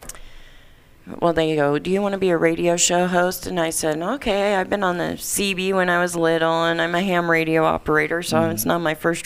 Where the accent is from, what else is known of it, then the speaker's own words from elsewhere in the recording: Warsaw, Indiana, United States; now in Nevada, United States; I'm from Warsaw, Indiana, originally